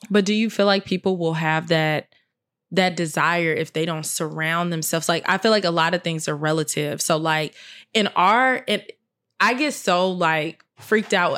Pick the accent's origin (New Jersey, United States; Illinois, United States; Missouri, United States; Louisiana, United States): Illinois, United States; Chicago; I'm from Chicago